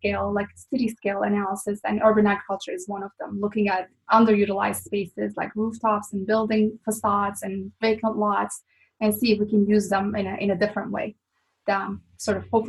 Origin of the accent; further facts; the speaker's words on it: Turkey; moved away as an adult; also born or lived in Boston; now in Phoenix, United States; I'm originally from Turkey.